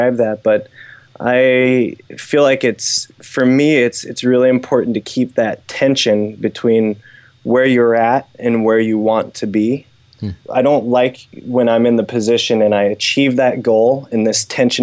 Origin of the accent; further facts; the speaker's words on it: United States; I grew up doing in the States